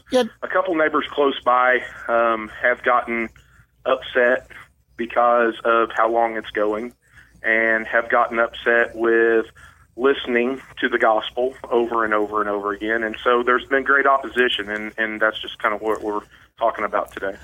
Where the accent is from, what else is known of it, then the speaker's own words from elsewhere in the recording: Chadwick, Missouri, United States; I grew up in South um, West Missouri, around the Chadwick area, around Ozark and Chadwick